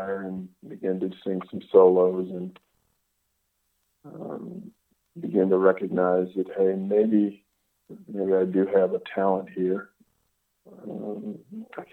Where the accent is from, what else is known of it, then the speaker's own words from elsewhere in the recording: Washington, District of Columbia, United States; also born or lived in Indianapolis, Indiana / Virginia / Maryland; I was born and raised in Washington, D.C.